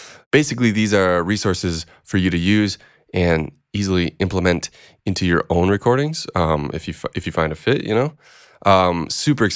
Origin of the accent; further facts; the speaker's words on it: Minneapolis, Minnesota, United States; I'm from Minneapolis